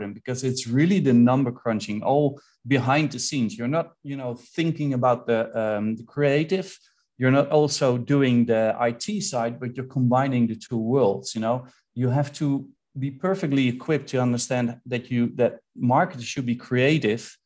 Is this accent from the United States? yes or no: no; Netherlands; I'm from the Netherlands